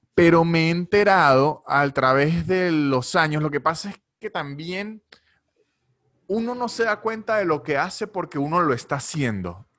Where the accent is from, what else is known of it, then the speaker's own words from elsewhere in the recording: Venezuela; now in Buenos Aires, Argentina; el caso venezolano, que es el que puedo hablar porque es el de nosotros